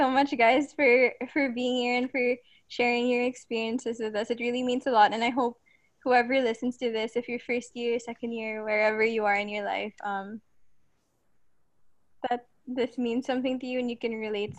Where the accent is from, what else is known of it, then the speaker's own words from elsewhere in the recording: Philippines; also born or lived in Canada; we're all Filipino